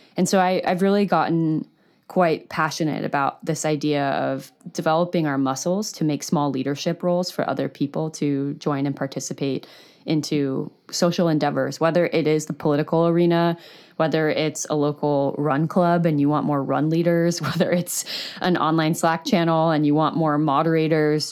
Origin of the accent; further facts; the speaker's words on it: United States; as an American